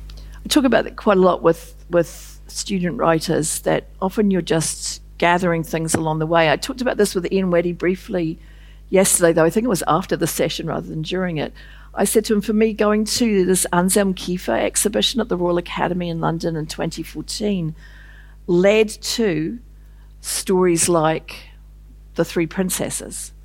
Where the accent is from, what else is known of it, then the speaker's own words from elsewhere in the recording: New Zealand; I was a woman from New Zealand